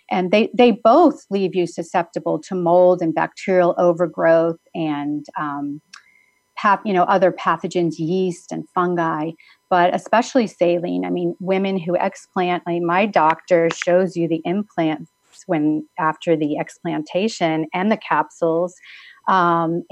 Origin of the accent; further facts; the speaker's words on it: East Coast, United States; moved away as an adult; also born or lived in New Jersey; I had grown up on the East Coast, lived in New Jersey for 6 years after I was married